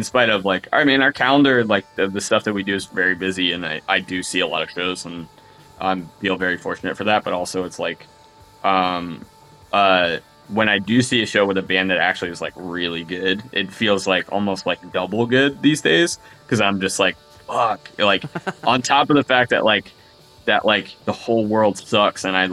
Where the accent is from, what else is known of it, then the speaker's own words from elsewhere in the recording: Delaware County, Pennsylvania, United States; accent: Delco; moved away as an adult; now in Philadelphia, United States; I grew up in Delaware County, which is like about 15 miles from like where I live now